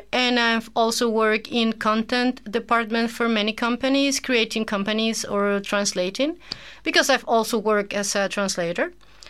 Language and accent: English; Caracas, Capital District, Venezuela; English is a second language; moved away as an adult; now in Jeju, South Korea; I come from Caracas, Venezuela. Mm-hmm. That's in South America. I'm 40 years old.